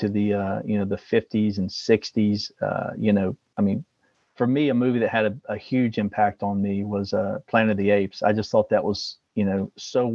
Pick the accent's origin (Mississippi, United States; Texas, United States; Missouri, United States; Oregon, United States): Mississippi, United States; moved away; We had those in Mississippi, I remember, in the 70s